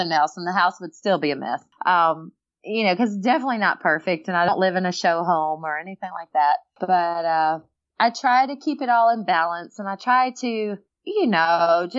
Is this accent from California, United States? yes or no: no; Alabama, United States; I was from Alabama